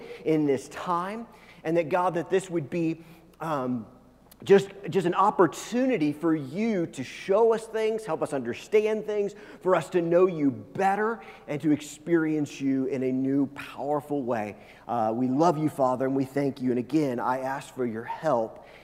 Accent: United States; I grew up not in Kansas, but very close to Kansas

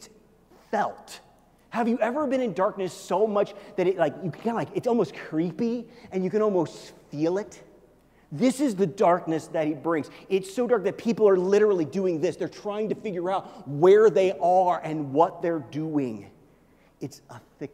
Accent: Missouri, United States; now in Colorado, United States; where I grew up in Missouri

